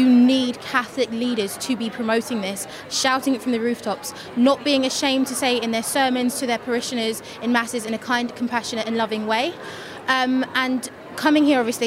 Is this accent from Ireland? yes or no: no; London, United Kingdom; now in Glasgow, United Kingdom; I'm originally from London and I live in Glasgow now